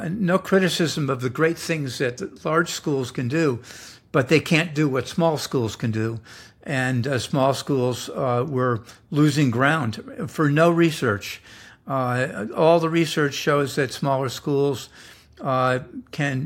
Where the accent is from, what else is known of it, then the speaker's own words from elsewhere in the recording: New York, United States; moved away as an adult; also born or lived in Switzerland; now in San Diego, United States; I was born in New York